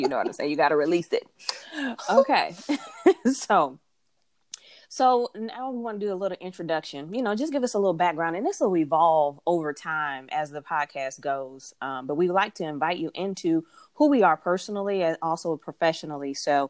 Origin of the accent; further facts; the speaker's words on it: Detroit, Michigan, United States; accent: country city accent; I'm from Detroit, but people don't necessarily, if they hear me talk, they don't know where I'm from because they think that I am from the South, because my mom is from Atlanta. And so it's like, I have this country city accent sometimes.